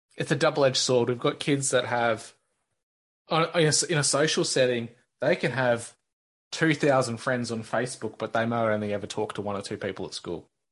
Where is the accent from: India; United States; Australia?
Australia; as an Australian kid? Because our schools just don't operate the way the states